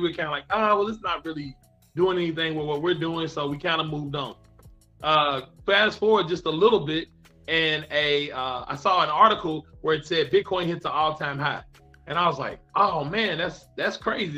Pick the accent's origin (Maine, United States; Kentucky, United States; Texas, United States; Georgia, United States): Kentucky, United States; I am from Kentucky in the United States of America. So that is that is my state.